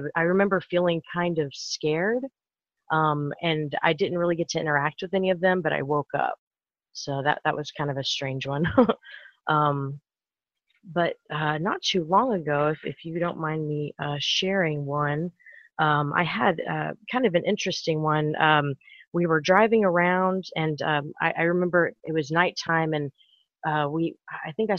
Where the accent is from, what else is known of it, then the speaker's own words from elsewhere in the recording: Houston, Texas, United States; I'm from Houston, Texas